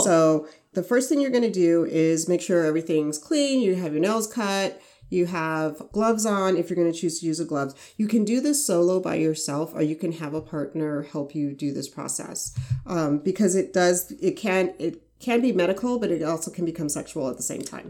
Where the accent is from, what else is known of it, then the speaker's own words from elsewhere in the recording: Arizona, United States; I'm from Arizona